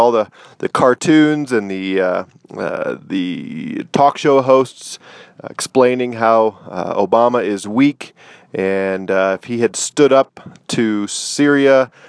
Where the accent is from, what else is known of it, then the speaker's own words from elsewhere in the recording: United States; because I am an American